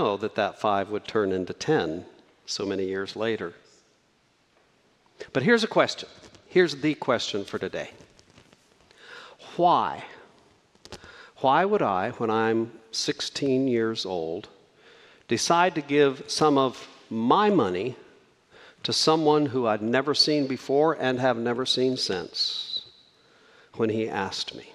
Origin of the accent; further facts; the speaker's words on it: Socorro, New Mexico, United States; I grew up in a very small town in New Mexico, and when I was about 15 years old, Tasty Freeze built a place in Socorro, New Mexico